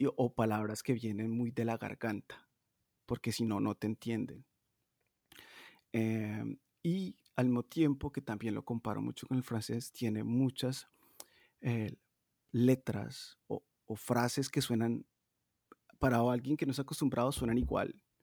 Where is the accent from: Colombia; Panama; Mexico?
Colombia; Medellín, Antioquia; moved away as an adult; also born or lived in Bogotá, Colombia / Brazil; now in Stockholm, Sweden; yo soy de Medellín, pero viví mucho tiempo en Bogotá